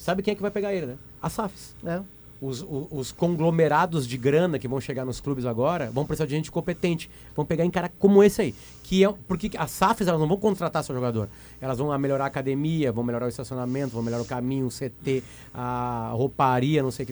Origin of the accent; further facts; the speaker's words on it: Uruguay; eu sou uruguaio